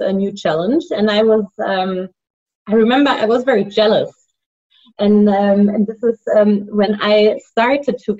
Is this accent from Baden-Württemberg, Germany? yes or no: no; Hesse, Germany; now in Beijing, China; I'm originally from Frankfurt, from a little village close to that big city. And I grew up there with two sisters.